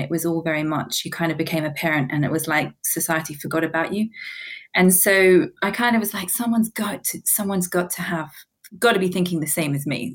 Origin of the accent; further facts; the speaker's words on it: New Zealand; moved away as an adult; now in London, United Kingdom; originally, I was born and bred in New Zealand.